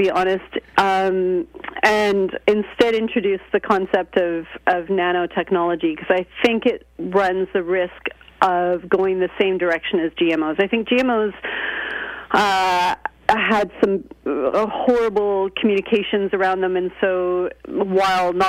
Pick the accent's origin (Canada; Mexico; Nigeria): Canada; moved away as an adult; now in United Kingdom; I'm Canadian, and I go back and forth between Canada and Britain